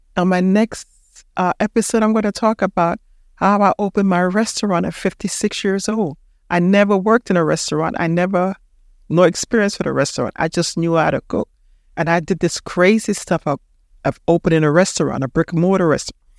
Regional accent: Panama; moved away; I'm from Panama.

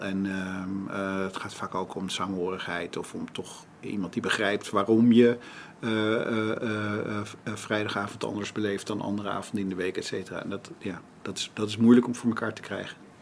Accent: Amstelveen, North Holland, Netherlands; ik ben geboren in Amsterdam, maar we zijn vrij snel naar Amstelveen, later daarna naar Amstelveen verhuisd, waar mijn vader een huisartsenpraktijk had

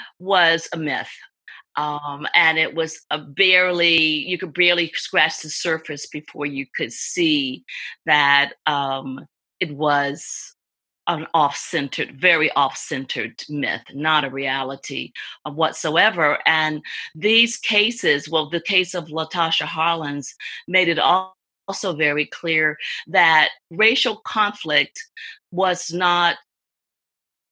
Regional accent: the South, United States; also born or lived in Texas / New Haven, Connecticut; now in Los Angeles, United States; racial conflict that I grew up with in the South

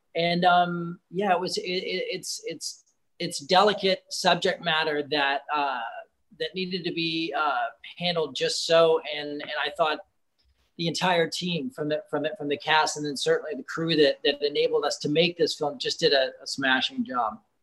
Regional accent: United States; being an American director.

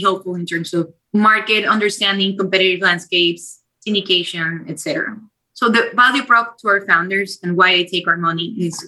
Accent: Ecuador; moved away as an adult; also born or lived in Philadelphia, United States / New York, United States; now in Santa Monica, United States; I'm originally from Ecuador. I was born and raised there.

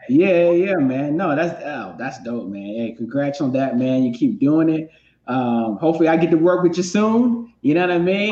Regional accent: North Carolina, United States; now in Los Angeles, United States; I'm from North Carolina, and so I'm you know from the South

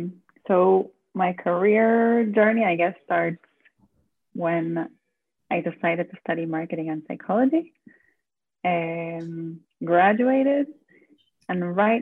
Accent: Florida, United States; also born or lived in Argentina; I'm originally from Florida and Argentina.

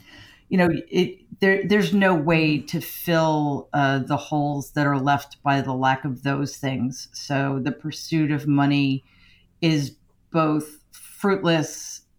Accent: Queens, New York, United States; I grew up in Jamaica, Queens, which was a working class, lower middle class neighborhood

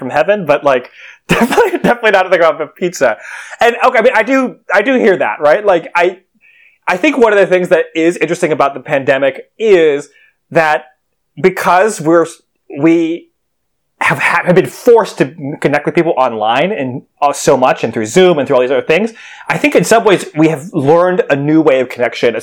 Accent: New York, United States; I'm a New Yorker

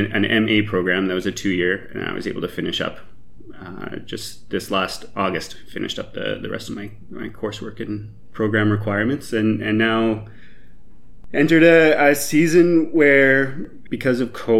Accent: Canada; So background, I grew up in the Evangelical Mennonite Conference, which is a small group of Mennonite churches in Canada.

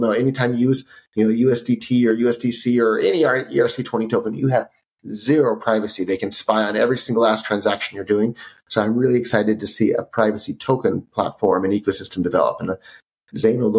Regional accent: Silicon Valley, California, United States; I grew up in Silicon Valley

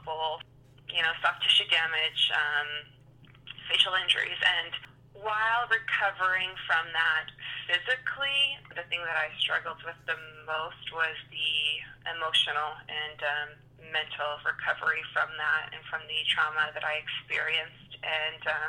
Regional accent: New Brunswick, Canada; also born or lived in Ontario; Well, I am from New Brunswick and born in Ontario, but pretty much have spent the majority of my life in New Brunswick.

